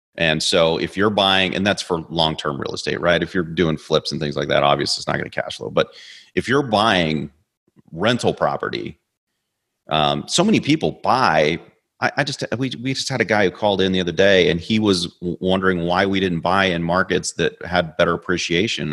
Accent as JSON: {"language": "English", "town": "Kansas City", "region": "Missouri", "country": "United States", "moved": "yes", "said": "I'm from Kansas City"}